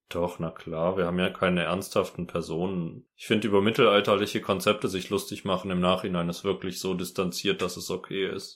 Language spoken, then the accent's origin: German; Hechingen, Baden-Württemberg, Germany; Das ist ein sehr präzises Bild von dem Ort, wo ich aufgewachsen bin. Hechingen umgeben von Kartoffelfeldern